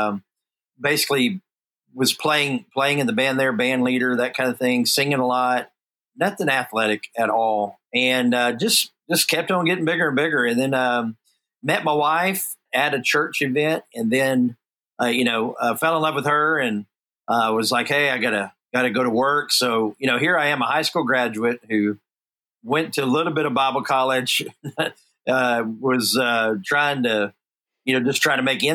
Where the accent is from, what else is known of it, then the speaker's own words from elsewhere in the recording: Houston, Texas, United States; born and raised in Houston, Texas, and that surrounding area pretty much my whole life.